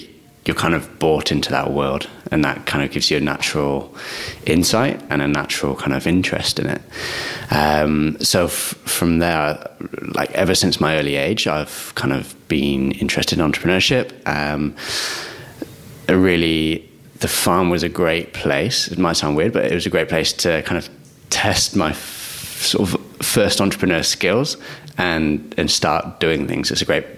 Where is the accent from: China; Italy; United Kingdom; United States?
United Kingdom; Hereford, West Midlands; I grew up in a small town called Hereford